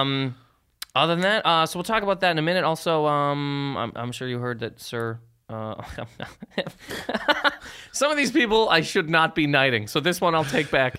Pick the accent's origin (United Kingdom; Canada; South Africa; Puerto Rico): Canada; moved away as an adult; now in United States; I'm from Sur Canada